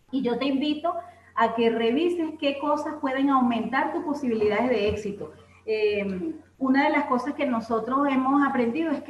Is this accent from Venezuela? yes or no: yes; Caracas, Capital District, Venezuela; somos de Caracas, Venezuela.